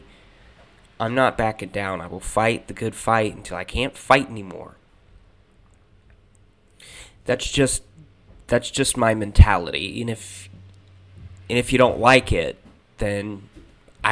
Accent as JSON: {"language": "English", "town": "Springfield", "country": "United States", "tie": "born or raised there", "moved": "yes", "said": "my hometown of Springfield"}